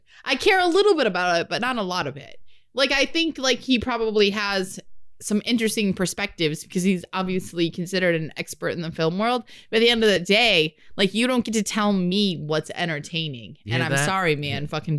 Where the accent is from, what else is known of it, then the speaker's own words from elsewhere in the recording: Iowa, United States; I'm from Iowa.